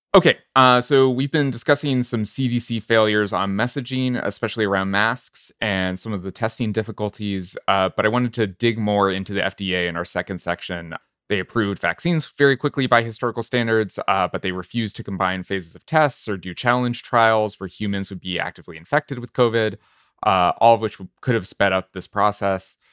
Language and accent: English; New Hampshire, United States; I'm from New Hampshire